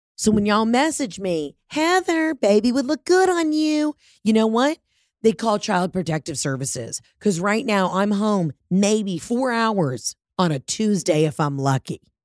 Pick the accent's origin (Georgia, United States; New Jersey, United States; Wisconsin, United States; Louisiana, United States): Georgia, United States; Atlanta; moved away as an adult; also born or lived in New York; I'm from Atlanta, the home of Coca-Cola